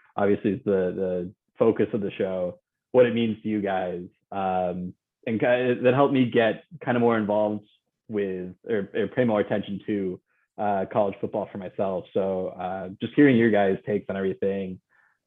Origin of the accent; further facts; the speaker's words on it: Buffalo, New York, United States; moved away as an adult; now in Florida, United States; I'm from Buffalo, New York